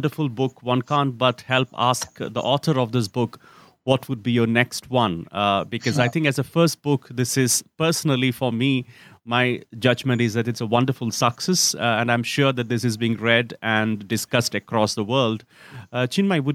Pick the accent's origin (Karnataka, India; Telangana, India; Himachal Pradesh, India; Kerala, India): Kerala, India; Kochi; moved away; my own home state, Kerala, and I'm from Cochin.